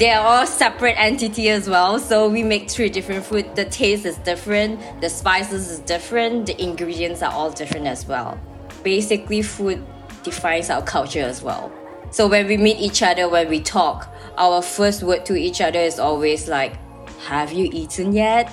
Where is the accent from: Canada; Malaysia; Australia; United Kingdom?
Malaysia; moved away as an adult; also born or lived in Yangon, Myanmar; now in Norway; I'm actually from proudly Malaysian, so I'm from Malaysia itself